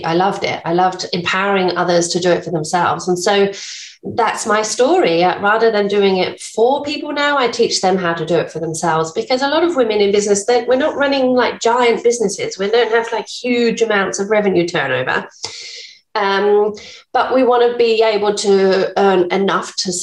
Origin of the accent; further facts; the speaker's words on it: England, United Kingdom; accent: English; moved away as an adult; now in Bunbury, Australia; I'm English, as you can probably tell from my accent, been here for 16 years now